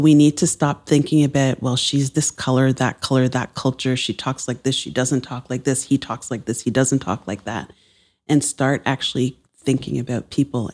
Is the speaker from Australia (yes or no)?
no; Barbados; now in Toronto, Canada; I'm from Barbados